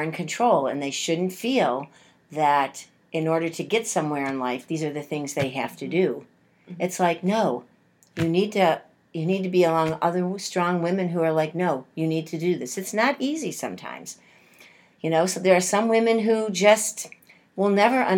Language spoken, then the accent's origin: English; Buffalo, New York, United States; growing up in Buffalo and having the family that we had.